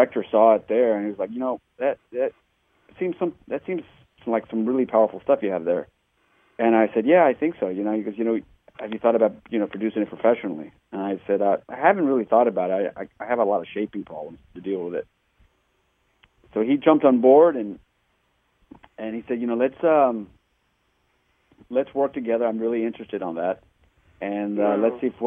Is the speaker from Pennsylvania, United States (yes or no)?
no; Texas, United States; now in Hoboken, United States; I'm originally from Texas